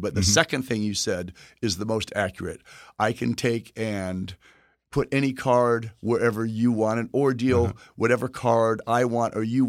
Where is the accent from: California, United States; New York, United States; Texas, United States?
Texas, United States; where I'm from Texas